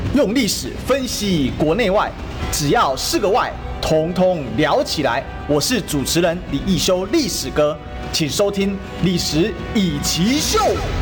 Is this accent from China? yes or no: no; Taiwan; 现在我们都是在台湾生活长大